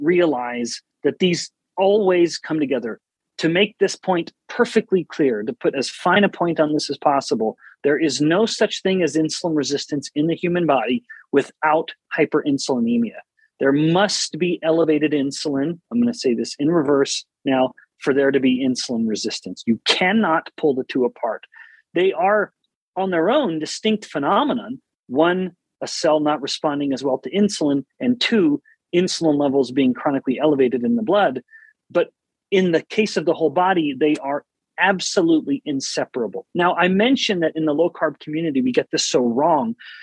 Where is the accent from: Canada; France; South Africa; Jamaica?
Canada; now in United States; I'm originally from Canada, born and raised